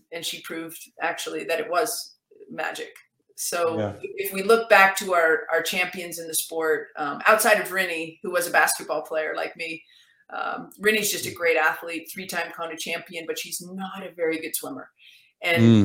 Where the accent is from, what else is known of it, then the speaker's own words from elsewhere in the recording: Canada; I'm actually Canadian